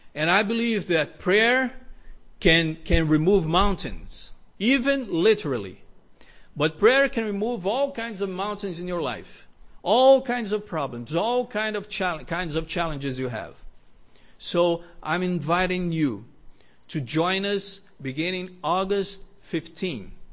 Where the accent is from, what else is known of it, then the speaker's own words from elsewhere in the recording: Brazil; moved away; also born or lived in Rio de Janeiro; I grew up in Brazil